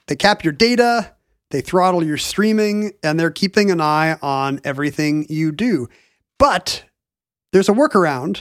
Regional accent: Edmonds, Washington, United States; when I was growing up in Edmonds

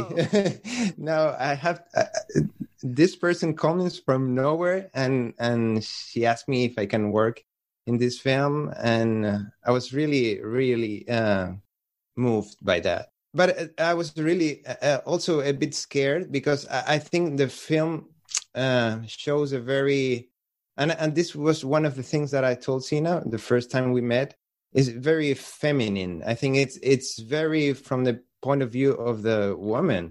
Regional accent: Venezuela; English is a second language; moved away as an adult; now in Barcelona, Spain; I just moved from Venezuela to Barcelona

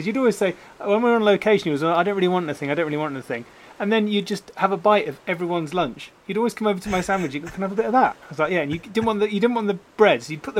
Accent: Somerset, South West England, United Kingdom; my childhood growing up in Somerset.

